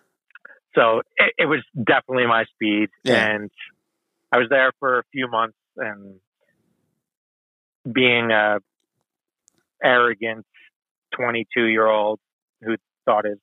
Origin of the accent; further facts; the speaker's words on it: Kinnelon, New Jersey, United States; also born or lived in Montclair, New Jersey / Los Angeles; growing up in a suburban town in North Jersey, because I grew up in Kinnelon, I live in Montclair area now